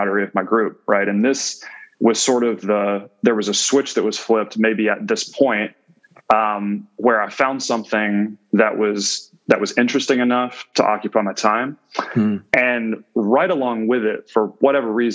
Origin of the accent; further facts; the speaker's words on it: central Georgia, United States; growing up in Georgia, there's an ecosystem that surrounds you where football is primary, at least in the sort of central Georgian area that I'm from.